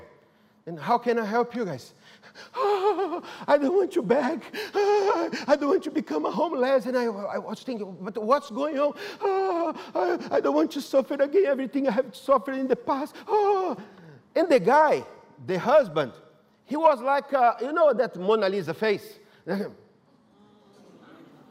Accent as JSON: {"language": "English", "country": "Brazil", "second_language": "English", "moved": "yes", "said": "I'm from Brazil"}